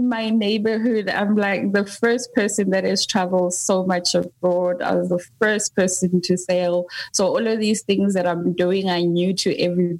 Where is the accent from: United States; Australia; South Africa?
South Africa; also born or lived in KwaZulu-Natal / Johannesburg, Gauteng; I grew up in South Africa between KZN and Johannesburg